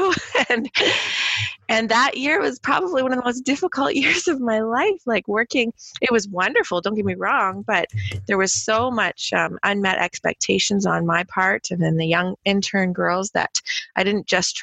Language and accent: English; Hamilton, Ontario, Canada; I grew up in Hamilton, so right down the street was McMaster